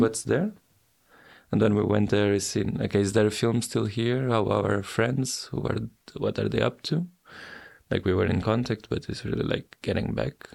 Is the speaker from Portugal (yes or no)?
yes; Portugal; my hometown, even though today is a forgotten small town